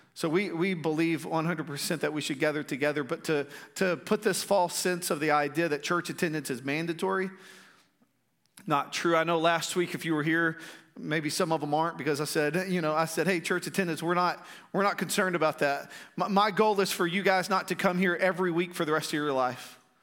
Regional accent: Strawn, Texas, United States; growing up in Strawn, Uh, Strawn's a little community, uh, like forty-five minutes away from there. We actually live there again

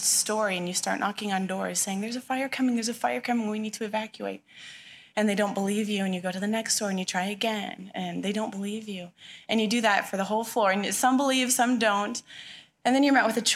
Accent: Touchet, Washington, United States; moved away as an adult; also born or lived in Michigan; now in Chihuahua, Mexico; I grew up right in Tushy

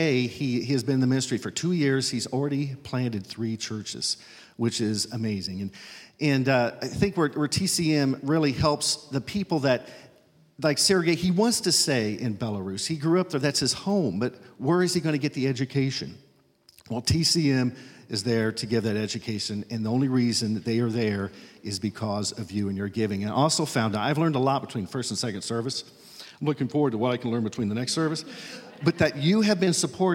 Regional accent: Fordville, Indiana, United States; I'm from Fordville, Indiana

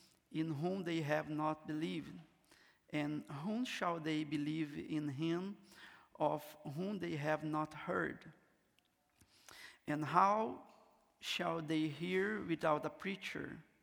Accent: Rio de Janeiro, Brazil; first language Portuguese; English is a second language; moved away as an adult; also born or lived in Amazon, north of Brazil; I'm from Brazil. I'm from Rio de Janeiro, but I have been serving Jesus in the north of Brazil, in the Amazon jungle. My first language is not English. I speak Portuguese

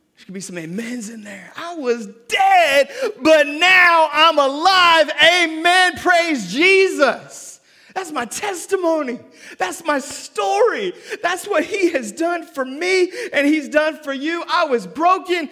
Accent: Seattle, Washington, United States; also born or lived in North Carolina; now in Memphis, United States; I'm from Seattle

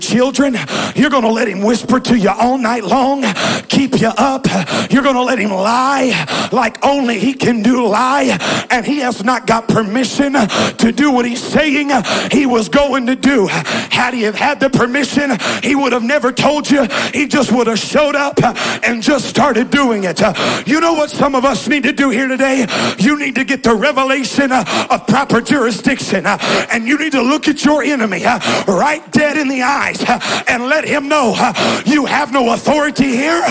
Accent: Southern California, United States; moved away; I grew up in California

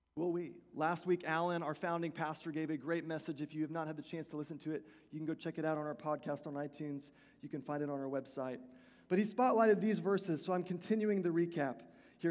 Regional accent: Houston, Texas, United States; the church that I attended was Vineyard Christian Fellowship of Houston

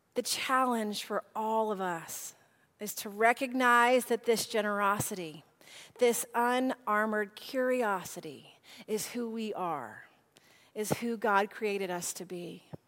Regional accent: Nashville, Tennessee, United States; I am from Nashville.

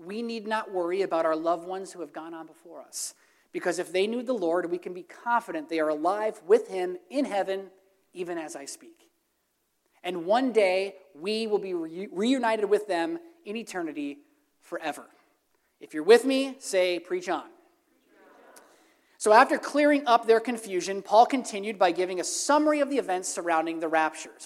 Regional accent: Throop, Pennsylvania, United States; I'm from Troop, Pennsylvania. We deal with potholes

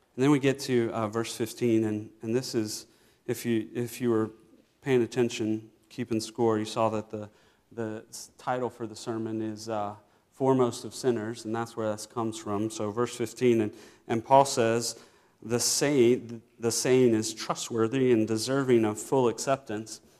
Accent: Virginia, United States; I grew up in Virginia

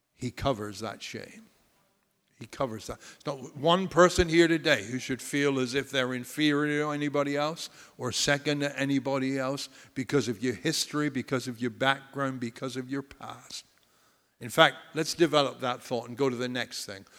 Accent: United States; I'm proud to be an American

